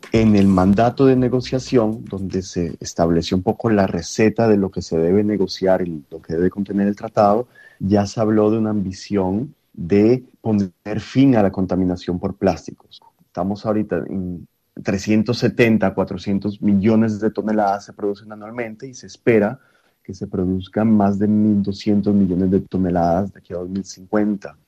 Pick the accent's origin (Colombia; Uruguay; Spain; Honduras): Colombia; Siendo colombiano